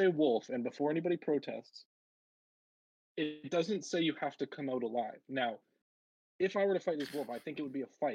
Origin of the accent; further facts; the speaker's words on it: Canada; growing up in Canada playing hockey